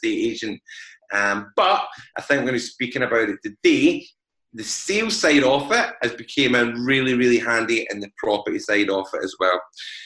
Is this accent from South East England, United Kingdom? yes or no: no; Glasgow, Scotland, United Kingdom; As most people can tell by my accent, I am from Glasgow